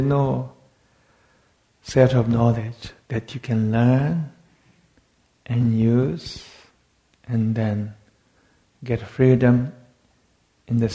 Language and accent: English; Tibet, China; moved away; I come from Tibet